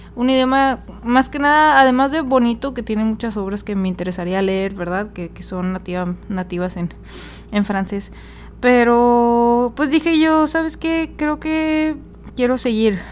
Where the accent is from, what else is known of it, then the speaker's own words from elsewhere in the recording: Monterrey, Nuevo León, Mexico; first language Spanish; yo soy mexicana y pues nací, nací y em, aprendí a hablar español pero debido a que vivía en una ciudad, este, no fronteriza, pero pues sí a una hora de la frontera, que es Monterrey